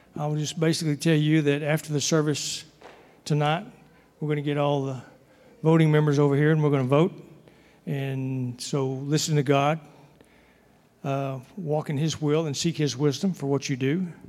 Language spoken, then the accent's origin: English; Texas, United States; moved away; I'm from Texas